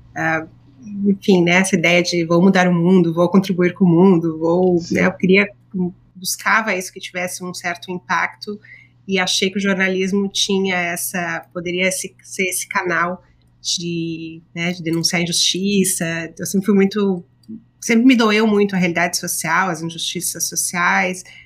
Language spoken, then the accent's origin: Portuguese; Rio Grande do Sul, Brazil; moved away as an adult; now in New York, United States; Eu sou gaúcha